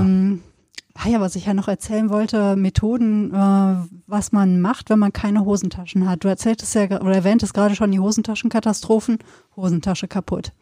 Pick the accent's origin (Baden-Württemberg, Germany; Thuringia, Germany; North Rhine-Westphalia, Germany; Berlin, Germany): North Rhine-Westphalia, Germany; Sauerland; now in Cologne, Germany; Ich bin im Sauerland groß geworden, Westfalen.